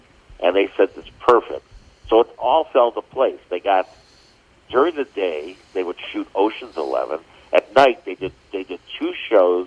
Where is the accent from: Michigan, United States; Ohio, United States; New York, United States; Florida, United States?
Ohio, United States; Cleveland; I grew up in Cleveland, Ohio, in the suburb of Cleveland